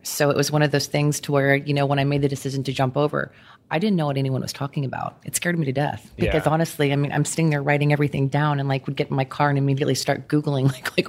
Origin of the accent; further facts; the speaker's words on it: Houston, Texas, United States; I'm a native Houstonian.